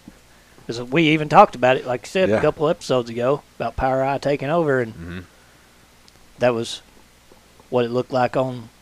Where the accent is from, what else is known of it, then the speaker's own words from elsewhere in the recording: Kentucky, United States; now in Indiana, United States; I'm from Kentucky.